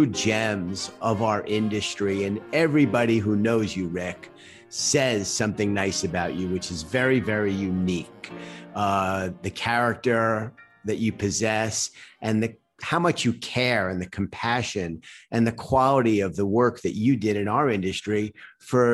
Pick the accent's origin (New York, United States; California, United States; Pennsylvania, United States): New York, United States; New York City; I grew up in Queens, and I'm very passionate about my hometown